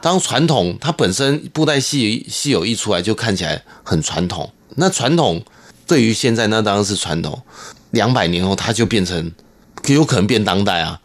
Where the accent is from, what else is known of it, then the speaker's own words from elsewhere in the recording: Taiwan; first language Hakka; Chinese is a second language; 自己是客家人，我很开心可以用自己的母语